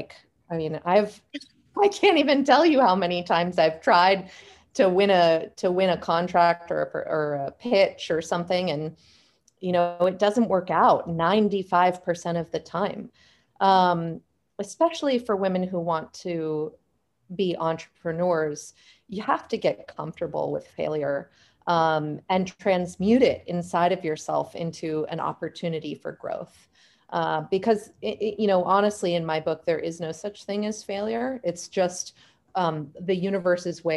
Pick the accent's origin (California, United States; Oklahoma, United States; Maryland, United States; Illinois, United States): California, United States; Silicon Valley; I myself was born and raised in Silicon Valley